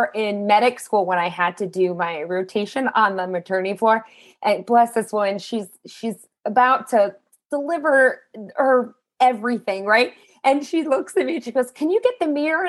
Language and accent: English; South Florida, United States; I was born and raised in South Florida